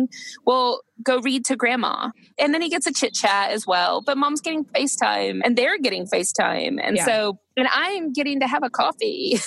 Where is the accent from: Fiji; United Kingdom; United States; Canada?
United States; moved away as an adult; being American, I had both of my children here because I've lived here for nearly 15 years now.